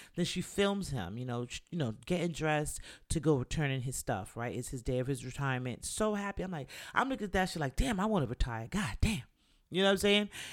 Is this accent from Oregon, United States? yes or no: no; New York, United States; me growing up in New York